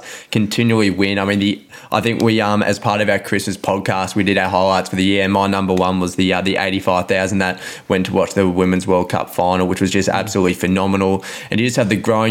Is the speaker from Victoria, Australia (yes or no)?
yes; Melbourne, Victoria, Australia; also born or lived in Mornington Peninsula; I live in the peninsula now, but I grew up in Carlton